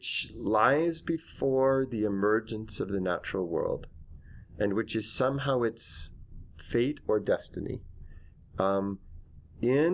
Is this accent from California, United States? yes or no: yes; Northern California, United States; I'm from Northern California and grew up there 5 generations